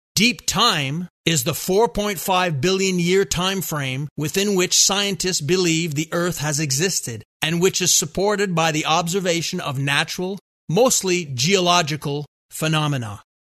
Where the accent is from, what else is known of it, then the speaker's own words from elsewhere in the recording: Montreal, Quebec, Canada; growing up in Montreal